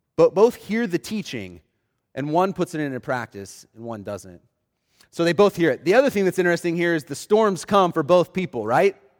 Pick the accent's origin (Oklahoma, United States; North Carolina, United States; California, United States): Oklahoma, United States; Oklahoma City; I grew up in Oklahoma City